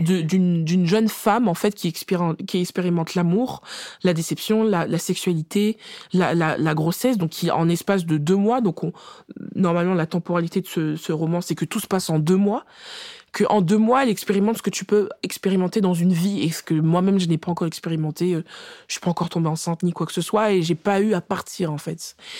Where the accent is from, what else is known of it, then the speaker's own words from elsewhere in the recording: France; on est française de naissance